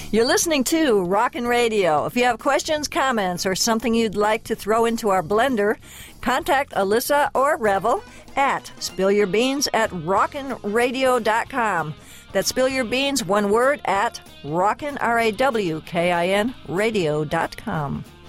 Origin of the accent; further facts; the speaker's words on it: Connecticut, United States; now in Southern California, United States; I grew up in Connecticut